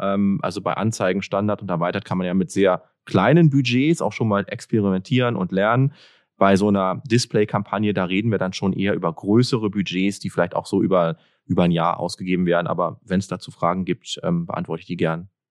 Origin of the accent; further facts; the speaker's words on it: Berlin, Germany; Ich komme aus Berlin